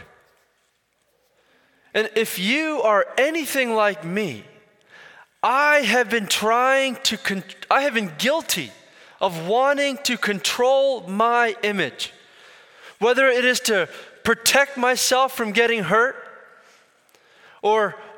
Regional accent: Philadelphia, Pennsylvania, United States; Born and raised in Philly, but I grew up in an Indian community

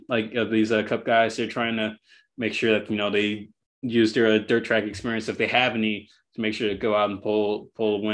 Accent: Bay Area, California, United States; I'm a Bay Area guy

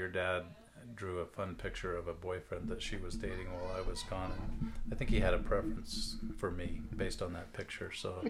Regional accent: Jerome, Idaho, United States; I was born in Idaho, Jerome, Idaho, a little town there, and my family kind of grew up in the area of Twin Falls and New Mexico, where my mom and dad lived and before they were married. So I grew up in southern Utah

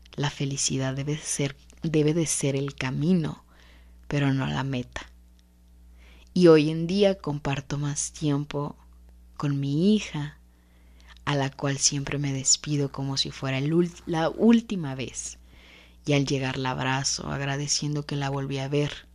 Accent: Mexico; como cultura mexicana

